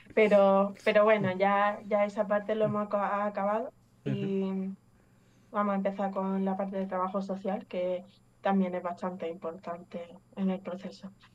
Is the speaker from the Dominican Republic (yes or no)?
no; Málaga, Andalusia, Spain; also born or lived in England; Soy inglesa, pero llevo aquí en España toda la vida, básicamente, desde, desde que tengo un año y medio